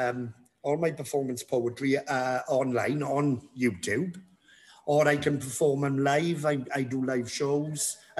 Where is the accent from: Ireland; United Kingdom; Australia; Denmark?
United Kingdom; Treharris, Wales; I'm from Triadis, yeah. Born and bred, Triadis